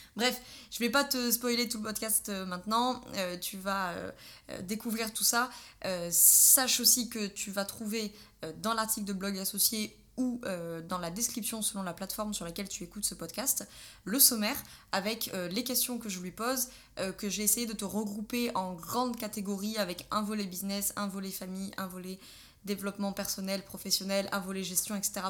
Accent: Drôme provençale, Auvergne-Rhône-Alpes, France; nous sommes originaires de Drôme provençal

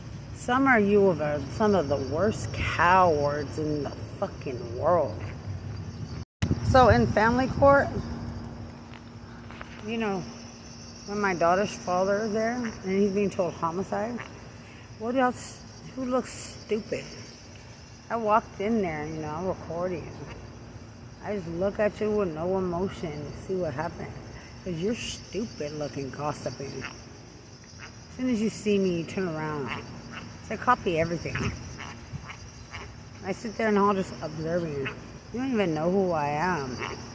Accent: Lubbock, Texas, United States; Because I'm from Lubbock.

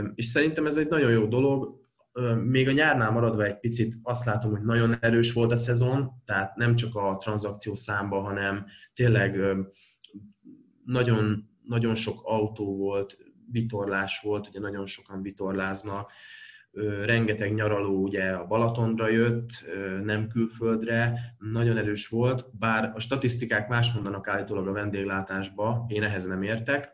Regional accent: Veszprém, Veszprém County, Hungary; nagy lokárpatrióta vagyok, mert alapvetően Veszprémi vagyok

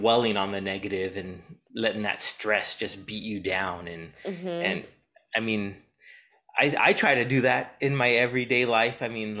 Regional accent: San Diego, California, United States; I grew up in San Diego, so I know what you mean.

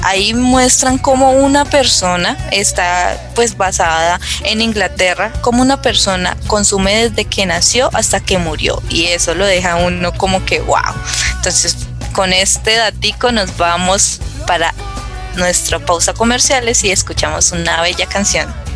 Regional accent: La Paila, Valle del Cauca, Colombia; yo soy de La Paila, Valle del Cauca, no soy de Cali, sino que soy de aquí, de la zona norte del valle

